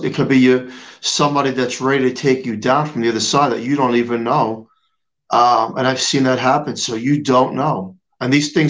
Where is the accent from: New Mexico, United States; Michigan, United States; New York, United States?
New York, United States; You know, I'm a New Yorker